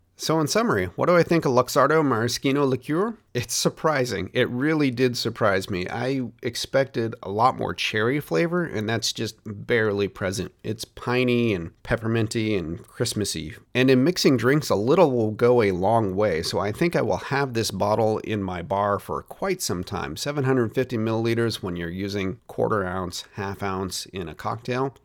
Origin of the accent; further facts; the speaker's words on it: United States; as an American, I grew up pronouncing Moschino as Maraschino